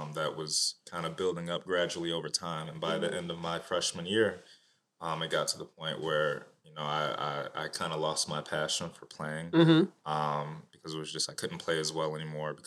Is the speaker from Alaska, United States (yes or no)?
no; Detroit, Michigan, United States; moved away as an adult; now in Chicago, United States; Born and raised in Detroit